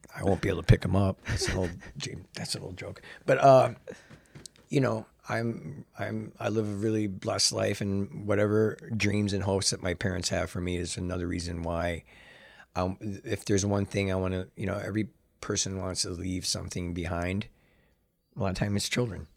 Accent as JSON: {"language": "English", "town": "Chicago", "region": "Illinois", "country": "United States", "tie": "born or raised there", "said": "I'm born and raised in Chicago"}